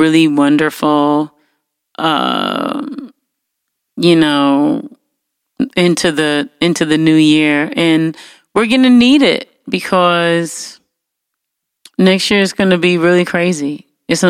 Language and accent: English; Detroit, Michigan, United States